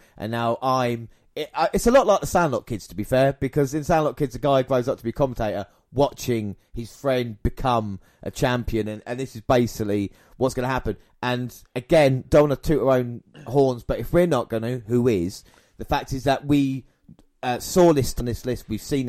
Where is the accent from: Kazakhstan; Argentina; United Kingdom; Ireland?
United Kingdom; with these, obviously it's a personal thing because obviously we're British as well.